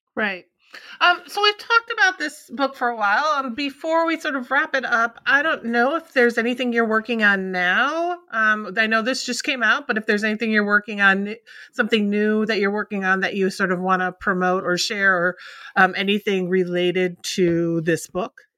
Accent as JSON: {"language": "English", "region": "Minnesota", "country": "United States", "tie": "born or raised there"}